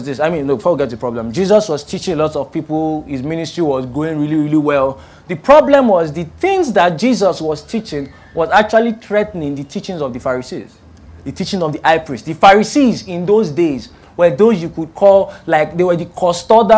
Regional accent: Ilorin, Kwara, Nigeria; now in Lagos, Nigeria; I grew up in Ilorin, and Ilorin is like in the north central part of Nigeria

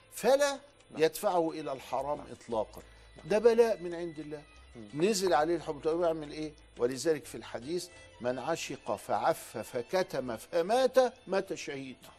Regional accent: Upper Egypt, Egypt; عندنا في الصعيد من لهجتنا

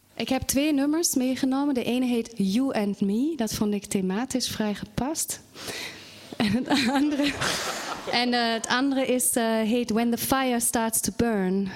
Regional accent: Germany; now in Netherlands; Ik kom wel oorspronkelijk uit Duitsland

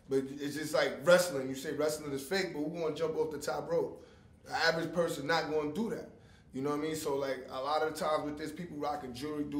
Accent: New York City, New York, United States; I'm from Coney Island

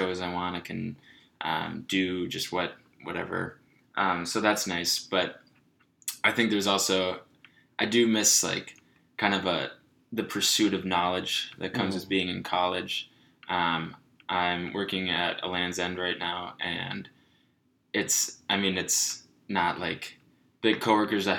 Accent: Minnetonka, Minnesota, United States; moved away as an adult; also born or lived in Decorah, Iowa; I grew up in Minnetonka, Minnesota. I did elementary school, middle school, high school there

